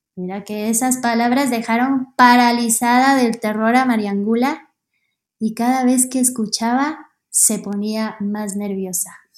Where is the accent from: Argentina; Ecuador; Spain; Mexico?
Ecuador; Quito, Pichincha; soy de Quito, Ecuador